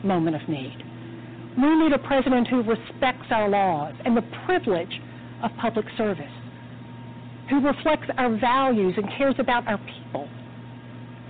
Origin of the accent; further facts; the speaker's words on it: Atlanta, Georgia, United States; I'm here in my hometown of Atlanta